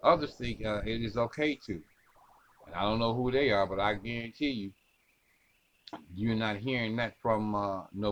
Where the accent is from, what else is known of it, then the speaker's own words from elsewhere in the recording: Ohio, United States; This is my home state too, ladies and gentlemen. This is Elyria, Ohio